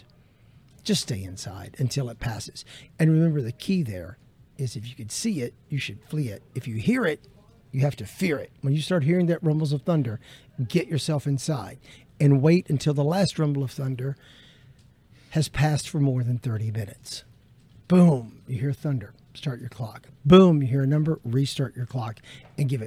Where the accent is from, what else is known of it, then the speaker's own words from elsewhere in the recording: Middle Tennessee, United States; now in Florida, United States; I grew up in Middle Tennessee